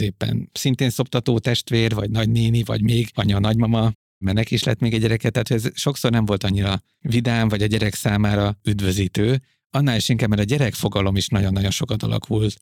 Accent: Budapest, Hungary; én Budapesten nőttem fel a városban

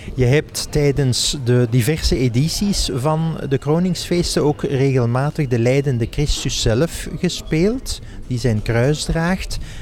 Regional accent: Lanaken, Flanders, Belgium; Van Veldwezel-Laanaken, tegen Maastricht

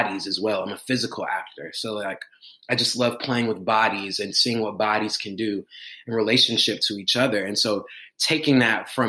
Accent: Atlanta, Georgia, United States; I'm from Atlanta, Georgia. I'm in Atlanta right now

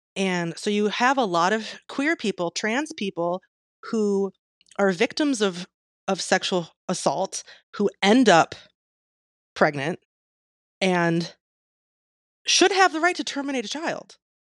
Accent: Michigan, United States; my home state, Michigan

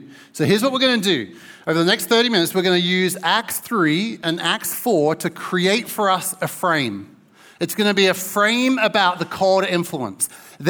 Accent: Newmarket, East of England, United Kingdom; born there; I was born in Newmarket, so just across the border in the mighty town of Suffolk, or the county of Suffolk.

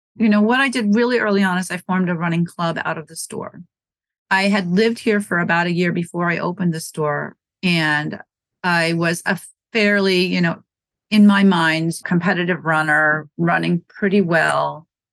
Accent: Wisconsin, United States; also born or lived in Norwood, Massachusetts; now in Massachusetts, United States; I'm not from New England. I'm from Wisconsin. I'm from a small town

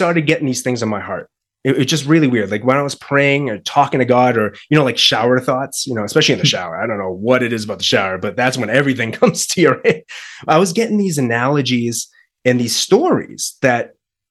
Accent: Boston, Massachusetts, United States; moved away as an adult; now in Colorado, United States; the move from Massachusetts to now Colorado. We're actually from Boston

